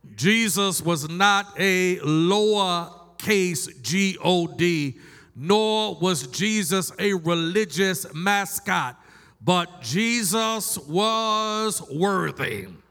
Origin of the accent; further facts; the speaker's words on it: Baltimore, Maryland, United States; I am from Baltimore, Maryland, and the Ravens are my team